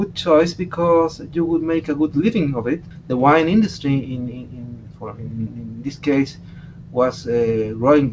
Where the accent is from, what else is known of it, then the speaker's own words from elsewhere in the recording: Chile; I was born in the Atacama Desert, amazingly, in the so-called hyper-arid areas